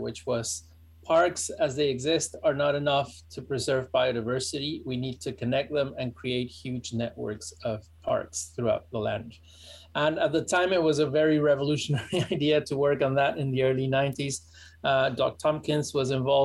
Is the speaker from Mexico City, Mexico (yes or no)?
yes; Mexico City, Mexico; English is a second language; moved away as an adult; now in Hermosillo, Mexico; I'm from Mexico City, from a town called Xochimilco inside of Mexico City